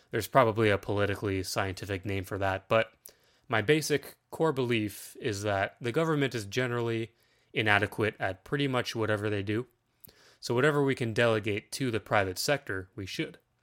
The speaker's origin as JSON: {"language": "English", "region": "Ontario", "country": "Canada", "said": "I'm a nineties kid that lives in Ontario, Canada. Yes, I am Canadian"}